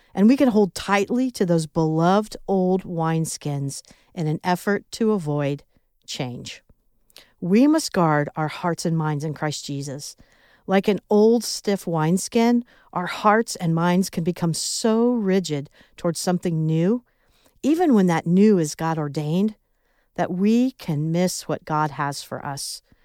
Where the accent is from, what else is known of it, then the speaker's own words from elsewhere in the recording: Midwest, United States; accent: Midwest; my Midwest accent